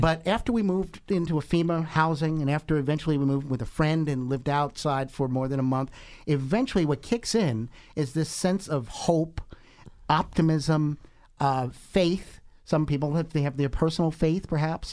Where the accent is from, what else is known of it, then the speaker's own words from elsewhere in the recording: Monmouth County, Jersey Shore, New Jersey, United States; I'm from the Jersey Shore. I'm from Monmouth